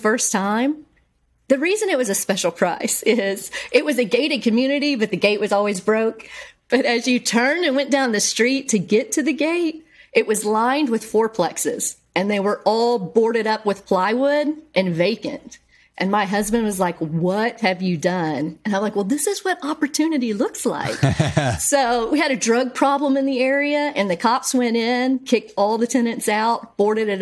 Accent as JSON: {"language": "English", "town": "Bryan", "region": "Texas", "country": "United States", "tie": "born or raised there", "said": "my hometown"}